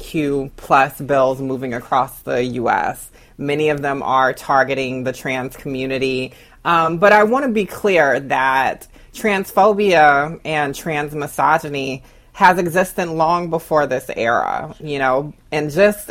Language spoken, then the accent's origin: English; Augusta, Georgia, United States; growing up in Augusta, Georgia